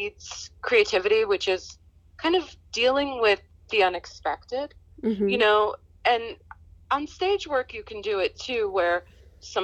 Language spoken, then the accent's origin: English; New York City, New York, United States; also born or lived in Boston; I grew up in New York